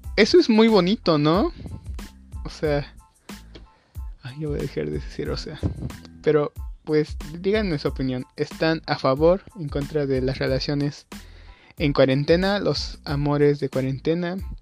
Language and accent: Spanish; Mexico; yo soy de México